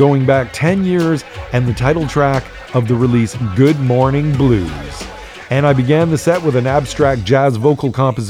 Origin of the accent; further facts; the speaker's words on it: Toronto, Ontario, Canada; moved away; also born or lived in Vancouver; I grew up in Toronto and lived in a few other big cities, but I'm too sensitive for the concrete jungle